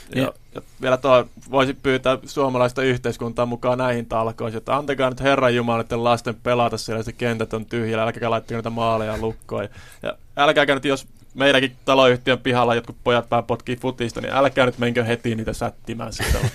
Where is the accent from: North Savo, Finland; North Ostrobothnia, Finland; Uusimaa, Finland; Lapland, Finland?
North Savo, Finland; Kuopio; itse kun olin lapsi, niin meillä esimerkiksi Kuopiossa pyöri tällainen liikuntakerho